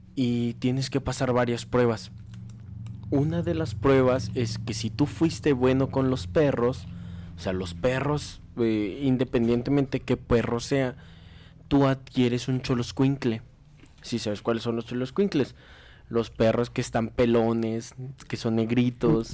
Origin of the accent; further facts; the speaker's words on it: Mexico; como somos mexicanos